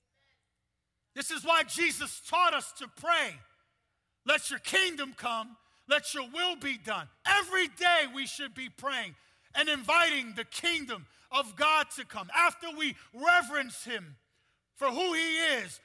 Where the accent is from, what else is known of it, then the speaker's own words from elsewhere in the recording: New York City, New York, United States; I'm half Puerto Rican, half Dominican. I'm from Brooklyn, New York